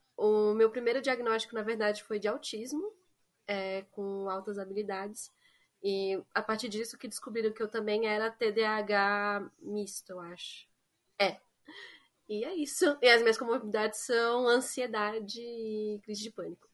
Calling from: São Paulo, Brazil; eu falo de São Paulo

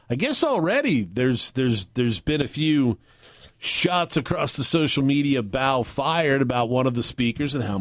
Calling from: Pasco, Washington, United States; from Pasco.

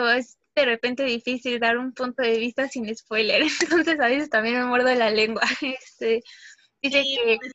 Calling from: Tijuana, Baja California, Mexico; Hola, ¿qué tal? Yo soy … me conecto desde Tijuana.

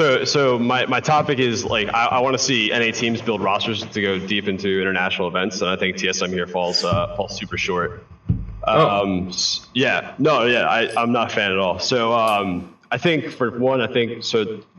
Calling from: New Jersey, United States; What's up, Travis? Long time no see. Jersey.

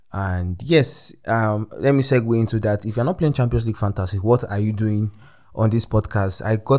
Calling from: Abuja, Federal Capital Territory, Nigeria; I'm recording from Abuja, Nigeria, the heart of Nigeria

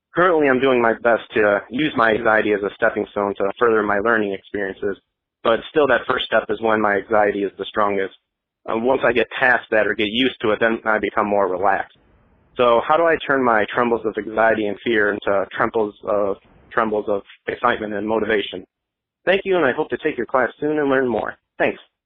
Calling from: Nashville, Tennessee, United States; I'm calling from Nashville, Tennessee

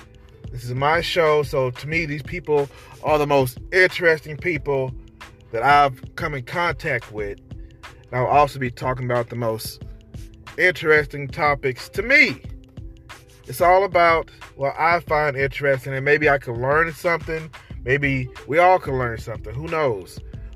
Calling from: Denton, Texas, United States; from Denton, Texas. I'm calling from Denton, Texas.

